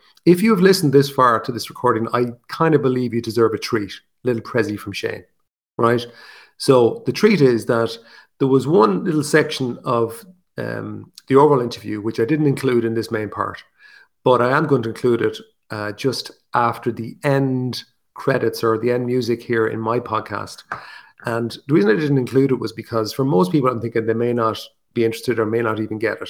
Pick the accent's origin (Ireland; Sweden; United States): Ireland; accent: Irish; my Irish accent